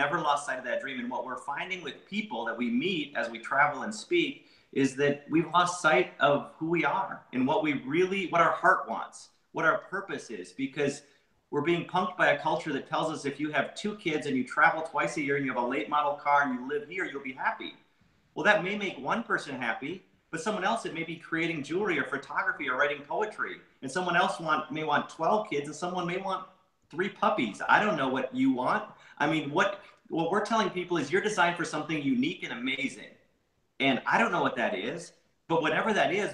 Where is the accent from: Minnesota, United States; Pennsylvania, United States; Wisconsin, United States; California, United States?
Minnesota, United States; I grew up in Minnesota